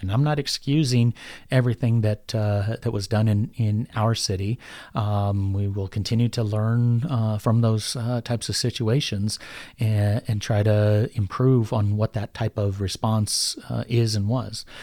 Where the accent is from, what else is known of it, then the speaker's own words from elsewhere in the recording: Denver, Colorado, United States; I'm born and raised in North Denver, graduated from Denver North High School. I'm as Denver as it gets.